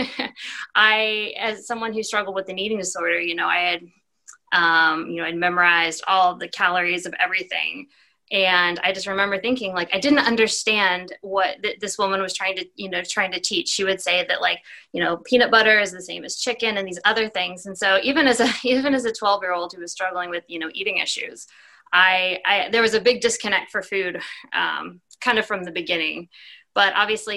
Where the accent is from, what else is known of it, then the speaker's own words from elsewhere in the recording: Plano, Texas, United States; I was born and raised right outside of Dallas, Texas, in Plano